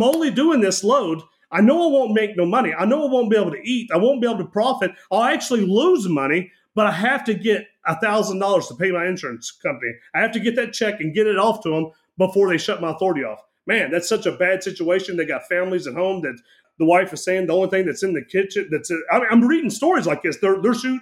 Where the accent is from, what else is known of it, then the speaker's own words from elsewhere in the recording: Kentucky, United States; I grew up here in Kentucky